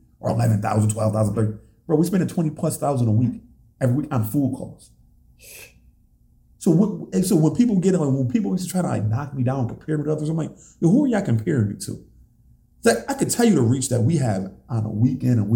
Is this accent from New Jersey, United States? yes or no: no; Buffalo, New York, United States; I love the city of Buffalo that much. Like, this is my hometown